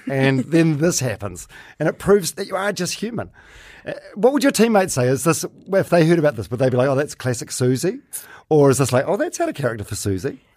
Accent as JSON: {"language": "English", "town": "Palmerston North", "region": "Manawatū-Whanganui", "country": "New Zealand", "said": "I'm from Palmerston North."}